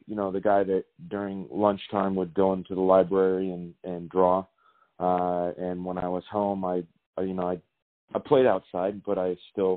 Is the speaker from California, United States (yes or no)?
yes; Martinez, California, United States; moved away as an adult; now in Georgia, United States; access television show in my hometown of Martinez, California